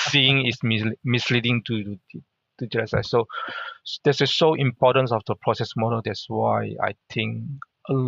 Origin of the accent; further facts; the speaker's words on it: Mersing, Johor, Malaysia; first language Hakka; English is a second language; moved away as an adult; also born or lived in Singapore; now in Australia; everyone know everyone in the little town called Mersing